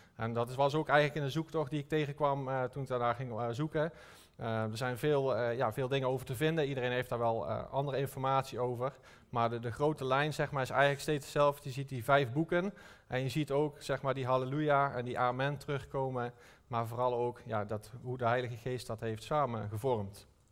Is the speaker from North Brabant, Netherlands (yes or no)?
yes; North Brabant, Netherlands; Ik kom uit Brabant